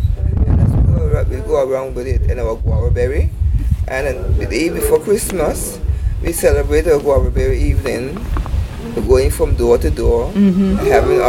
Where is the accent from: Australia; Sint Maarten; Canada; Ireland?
Sint Maarten; as a young woman growing up in St. Martin, in the back of my days, I grew up with old people, elderly.